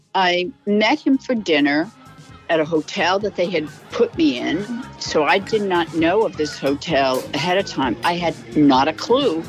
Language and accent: English; New England, United States; I grew up in New England